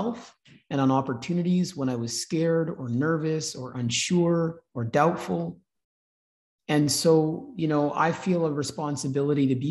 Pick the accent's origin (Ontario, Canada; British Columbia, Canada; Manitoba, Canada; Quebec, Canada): Manitoba, Canada; My Black experience growing up in Manitoba was amazing